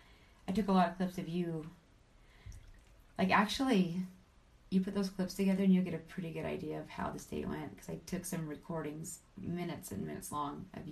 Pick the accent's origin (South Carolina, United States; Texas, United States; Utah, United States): Utah, United States; Vernal; moved away; I was born and raised in Vernal, Utah